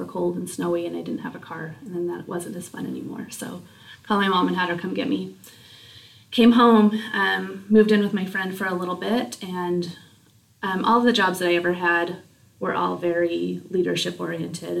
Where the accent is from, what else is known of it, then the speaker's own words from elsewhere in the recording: Utah, United States; also born or lived in American Fork, Utah / Mayfield, Utah / Mount Pleasant, Utah; we moved from American Fork and we moved actually to Mayfield, Utah, which is down south. And so we did that in my middle school years